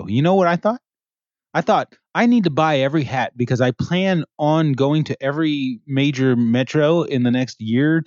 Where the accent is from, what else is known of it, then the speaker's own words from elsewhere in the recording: Montreal, Quebec, Canada; I was born in Montreal, Quebec, Canada